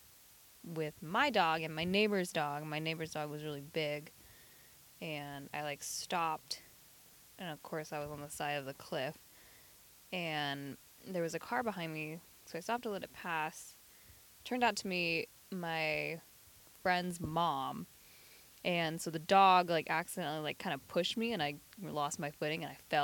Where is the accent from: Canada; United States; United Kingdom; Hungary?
United States; Ben Lomond, California; also born or lived in Durango; I grew up in Ben Lomond, California, which is a small town in the San Lorenzo Valley